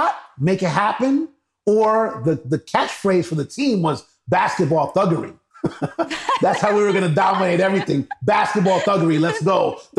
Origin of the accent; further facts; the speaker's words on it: New York City, New York, United States; originally born and raised in New York City, Harlem, New York, a proud native of Harlem, New York. My parents came to New York in the 50s, Cuban and Venezuelan parents, so Hispanic background and lineage.